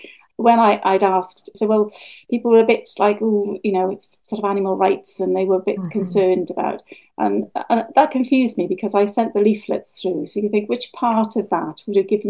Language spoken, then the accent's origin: English; Wales, United Kingdom; now in Bude, United Kingdom; When I was growing up in Wales